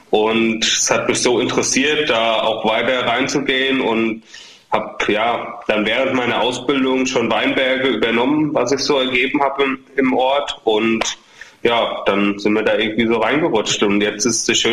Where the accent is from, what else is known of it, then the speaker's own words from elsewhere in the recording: Ingelheim, Rhineland-Palatinate, Germany; Genau, also wir kommen ja sogar nur aus dem Stadtteil von Ingelheim sozusagen. Wir kommen aus Großwindernheim, genauer gesagt.